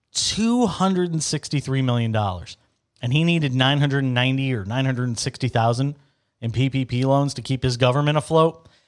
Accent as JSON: {"language": "English", "country": "United States", "moved": "as an adult", "said": "I'm still technically an American"}